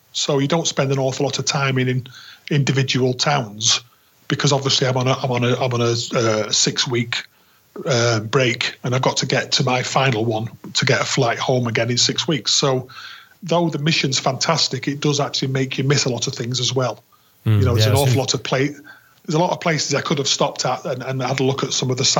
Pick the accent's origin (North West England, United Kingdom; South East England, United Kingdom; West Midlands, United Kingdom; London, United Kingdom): North West England, United Kingdom; Manchester; I'm from Manchester. I lived, born and lived within a few miles of the city centre from all my life.